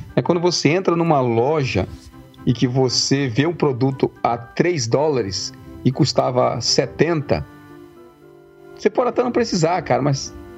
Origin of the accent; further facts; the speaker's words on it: Brazil; moved away; nós quatro crescemos no Brasil, nós cinco, né, crescemos, nós quatro, eu, você, é, nós quatro crescemos no Brasil